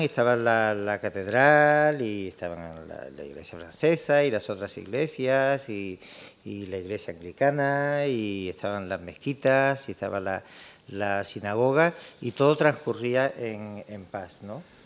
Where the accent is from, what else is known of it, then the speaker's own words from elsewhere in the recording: Tangier, Tanger-Tetouan-Al Hoceima, Morocco; moved away; nos une el hecho de ser, eh, de ser tangerino